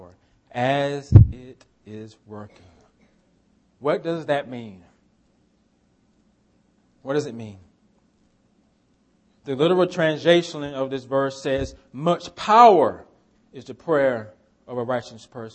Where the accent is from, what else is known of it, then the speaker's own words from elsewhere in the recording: United States; we're American